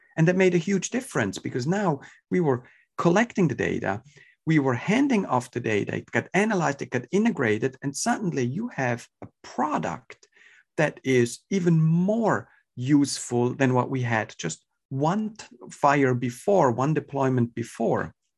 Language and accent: English; Switzerland; moved away as an adult; now in California, United States; I was born and raised in Switzerland, so, uh, my European ties, uh, are, are definitely hurt as well in my, in my accent.